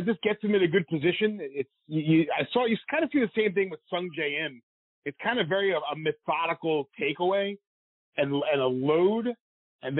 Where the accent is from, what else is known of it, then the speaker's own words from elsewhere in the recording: New York, United States; Me being the New Yorker